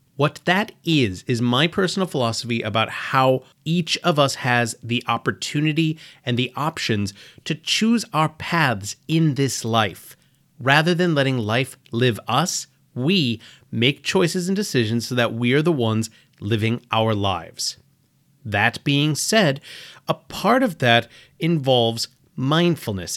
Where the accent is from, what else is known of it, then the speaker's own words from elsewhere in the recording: United States; I was born and raised in America